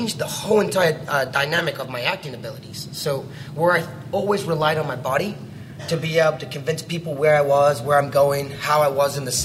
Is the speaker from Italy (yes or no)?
no; New Zealand; I grew up in New Zealand, so I'm a New Zealander.